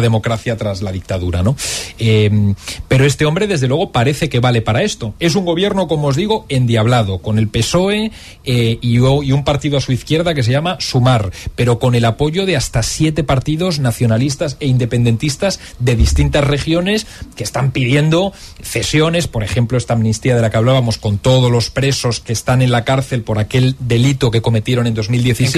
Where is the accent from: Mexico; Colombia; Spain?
Spain